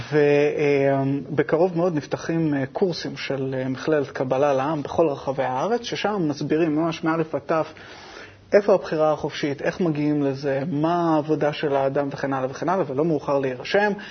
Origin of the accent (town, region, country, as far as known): Israel; born there